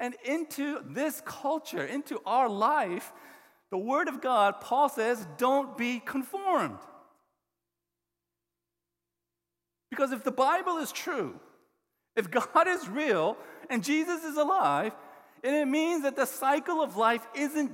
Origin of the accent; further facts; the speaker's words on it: the South, United States; I grew up in the South